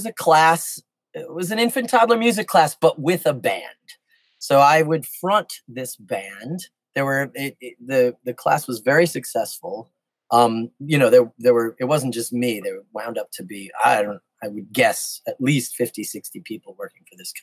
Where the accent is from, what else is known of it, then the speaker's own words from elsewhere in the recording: New York City, New York, United States; I grew up in New York City, in the Bronx